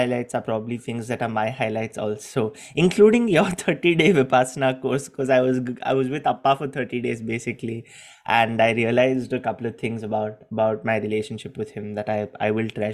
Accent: India; moved away; also born or lived in Gujarat; I was very comfortable being Indian.

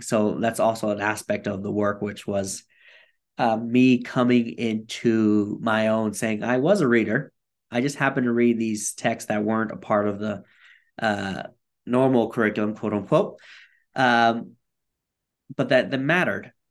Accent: Bridgeport, Connecticut, United States; I grew up in Bridgeport, Connecticut, and I like to tell people it's not the rich part of Connecticut

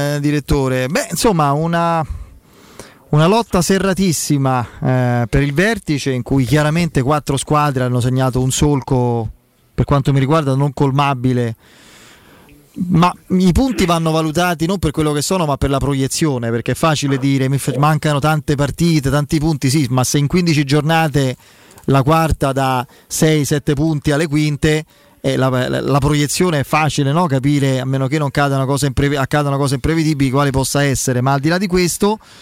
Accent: Rome, Lazio, Italy; essendo romani

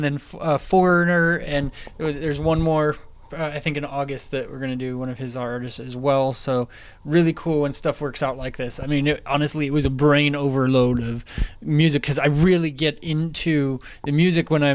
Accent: Napa, California, United States; I'm from Napa, California

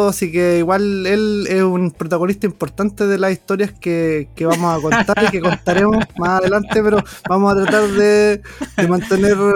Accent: Coelemu, Ñuble, Chile; mi ciudad natal, Coelemo

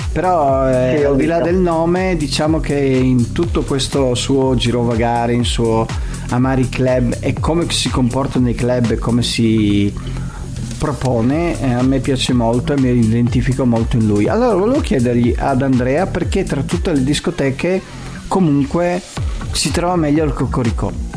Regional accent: Venice, Veneto, Italy; io sono di Venezia

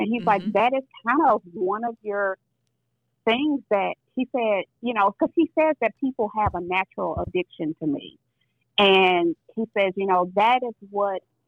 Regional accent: St. Louis, Missouri, United States; I'm from St. Louis

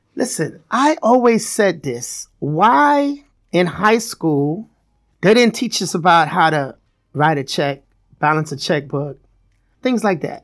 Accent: New York City, New York, United States; I'm from Brooklyn, raised in Brooklyn

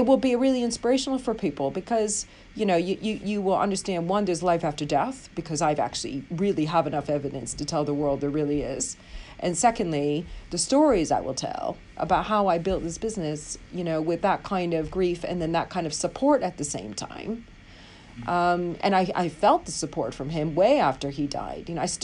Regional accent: United States; now in London, United Kingdom; I'm an American living in London.

